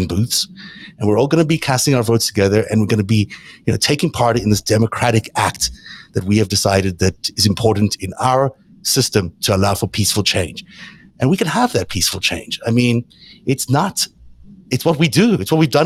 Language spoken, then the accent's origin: English; South Africa; I grew up in South Africa